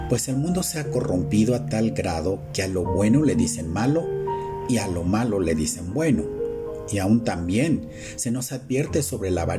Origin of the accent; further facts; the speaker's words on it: Mexico; Y como mexicanos es muy común que la gente hable en doble sentido, o como lo conocemos vulgarmente como albures.